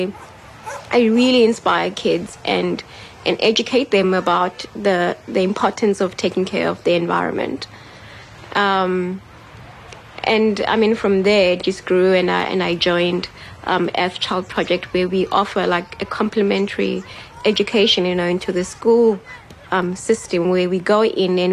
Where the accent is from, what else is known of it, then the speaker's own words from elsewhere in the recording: Cape Town, Western Cape, South Africa; I grew up in Gugulethu